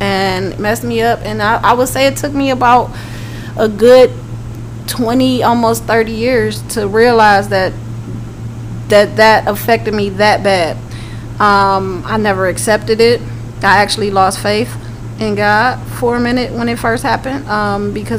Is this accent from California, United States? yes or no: no; Cleveland, Ohio, United States; moved away as an adult; now in Atlanta, United States; born and raised in Cleveland, Ohio. Came out to Atlanta